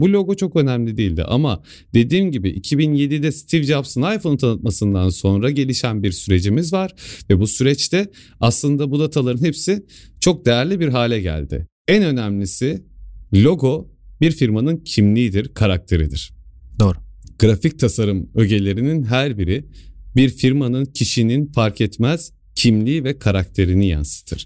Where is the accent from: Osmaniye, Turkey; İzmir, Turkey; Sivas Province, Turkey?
Sivas Province, Turkey; ben Sivaslıyım